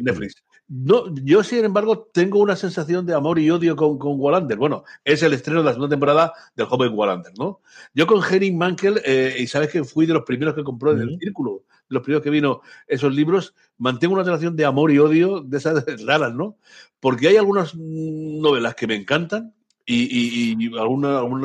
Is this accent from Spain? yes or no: yes; Basque Country, Spain; como buen vasco que soy